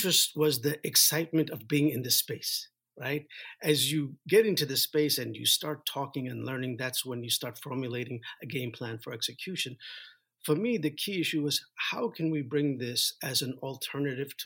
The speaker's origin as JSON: {"language": "English", "town": "New York City", "region": "New York", "country": "United States", "tie": "born or raised there", "said": "we were raised in the United States, more specifically Brooklyn"}